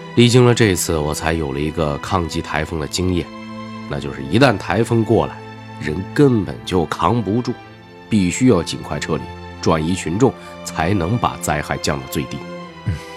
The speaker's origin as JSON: {"language": "Chinese", "region": "northern China", "country": "China", "tie": "born or raised there", "also_born_or_lived": "Wenzhou", "moved": "as an adult", "said": "我是北方平原长大，到温州当了兵以后，才真是第一次见识到沿海台风的威力"}